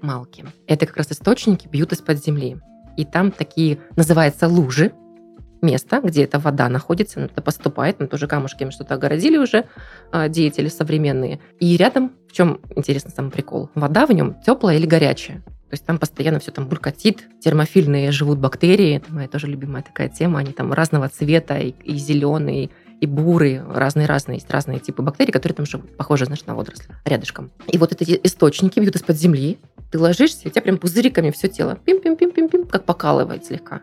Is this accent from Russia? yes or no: yes; Kamchatka Krai, Russia; now in Krasnodar Krai, Russia; Я выросла на Камчатке